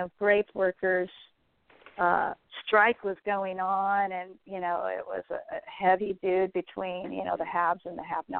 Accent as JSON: {"language": "English", "region": "California", "country": "United States", "tie": "born or raised there", "also_born_or_lived": "Los Angeles, United States", "said": "Well, I was born in Los Angeles, and my parents moved us around California every 3 or 4 years."}